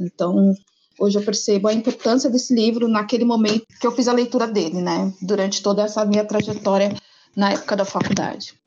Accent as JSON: {"language": "Portuguese", "region": "Bahia", "country": "Brazil", "tie": "born or raised there", "moved": "yes", "lives_now": "São Paulo, Brazil", "said": "eu sou baiana, natural de uma cidade chamada Satridias, que fica uns 450 quilômetros ao norte de Salvador. Mas atualmente eu resido em Sampa"}